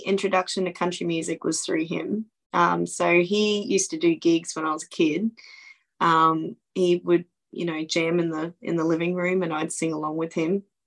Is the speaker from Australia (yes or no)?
yes; Townsville, Queensland, Australia; my hometown